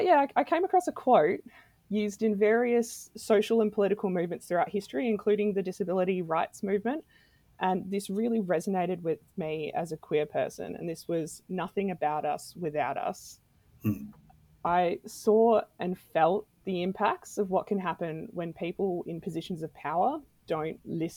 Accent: Adelaide, South Australia, Australia; I've lived in a few different places around Australia and around the world. I'm originally from Adelaide.

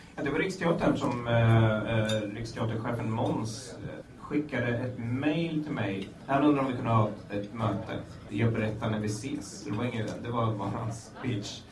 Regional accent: Nyköping, Södermanland, Sweden; moved away as an adult; also born or lived in Sundsvall / Umeå; vi spelade mycket hård hardcore hemma i Nyköping

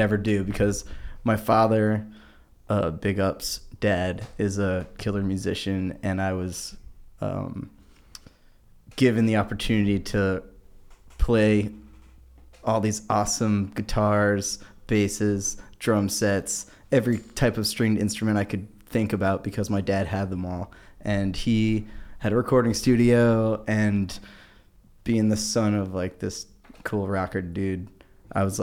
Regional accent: Rockland County, New York, United States; I'm from Rockland County, New York

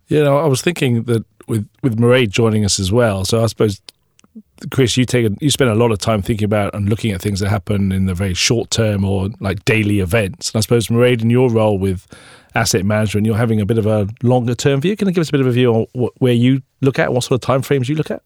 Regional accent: South Wales, United Kingdom; moved away; I grew up in South Wales

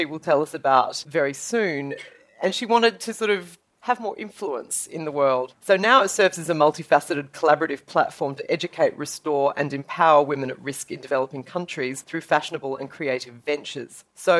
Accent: Perth, Western Australia, Australia; moved away; I'm very happy to be here again in my hometown

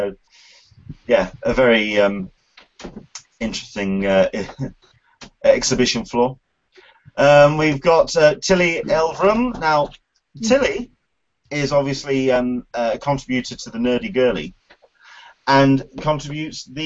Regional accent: United Kingdom; Being a Brit

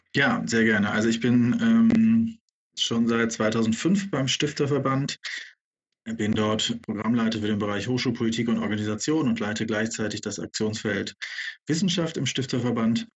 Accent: Bremen, Germany; als gebürtiger Bremer

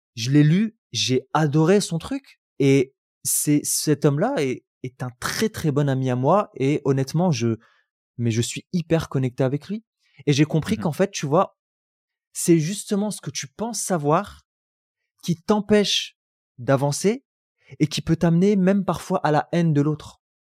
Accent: Roubaix, Hauts-de-France, France; j'ai grandi à Roubaix

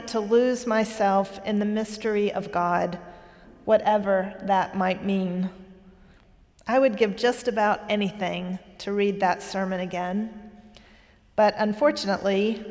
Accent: Eastern North Carolina, United States; moved away; When I was a child, I used to accompany my father when he preached in churches around Eastern North Carolina. He was a religion professor in the college in my hometown

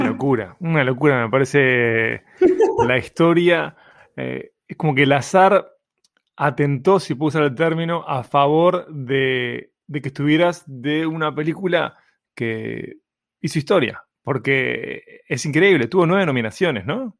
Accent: Uruguay; como un uruguayo que no soy nacionalista

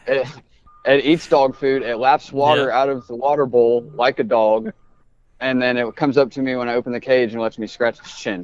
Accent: Indianapolis, Indiana, United States; also born or lived in Brazil, Indiana; I grew up in Indianapolis

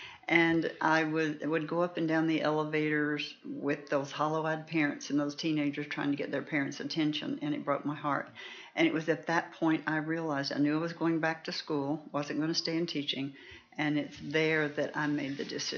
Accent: Denison, Texas, United States; also born or lived in Houston; In East Texas, in Denison, Texas.

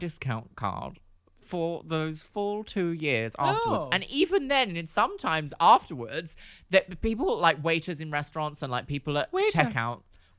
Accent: Brighton, South East England, United Kingdom; when I was a Brighton girl, obviously I grew up in Brighton

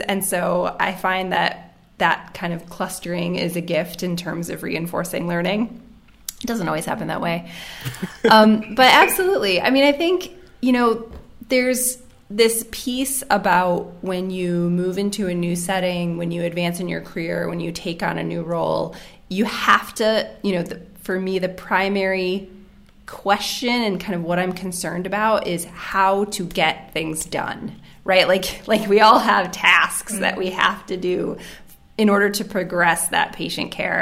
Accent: United States; moved away as an adult; also born or lived in Cambodia / New Zealand; now in Geneva, Switzerland; I am originally from the United States. Uh, I'm currently based in Geneva, Switzerland

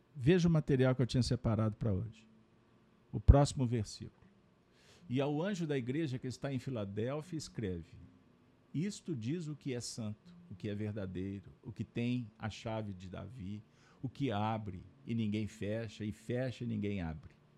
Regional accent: Brazil; Como brasileiros

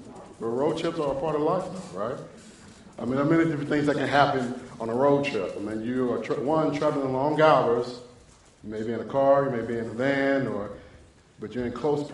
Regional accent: Dallas, Texas, United States; I'm from Dallas, Texas, and my father is from Gonzales, Texas, which is South Texas

